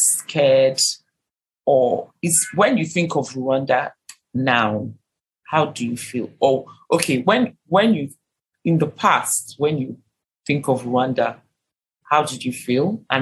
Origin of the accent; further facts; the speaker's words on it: Nigeria; I'm a Nigerian, I'm an African.